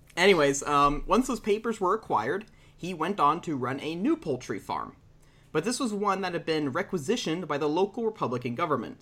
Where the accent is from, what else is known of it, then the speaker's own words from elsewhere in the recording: Texas, United States; I'm from Texas